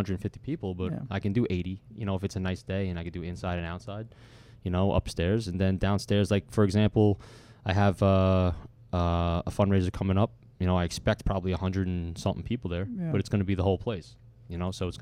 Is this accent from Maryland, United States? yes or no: no; Bayville, New York, United States; I'm from the North Shore of Long Island. So, you know, I'm from Bayville, Locust Valley.